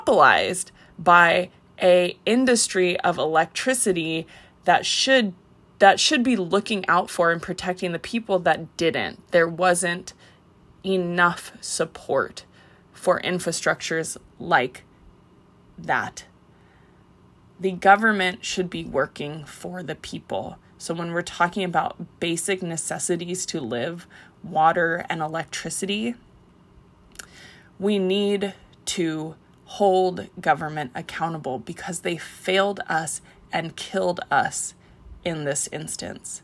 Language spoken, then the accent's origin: English; Hawaii, United States; I am Hawaiian. Hawaiians have tried to keep our language alive.